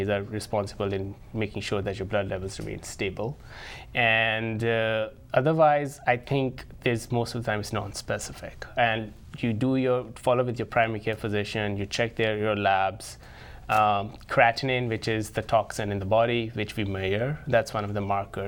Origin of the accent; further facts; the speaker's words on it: Lahore, Punjab, Pakistan; moved away as an adult; also born or lived in New Haven, Connecticut / Omaha, Nebraska / San Francisco, California; now in Sioux Falls, United States; I was born and raised in Lahore, one of the metropolitan cities in Pakistan